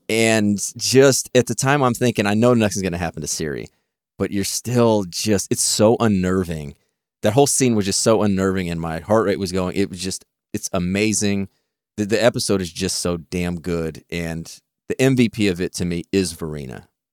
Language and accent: English; Texas, United States; I'm from Texas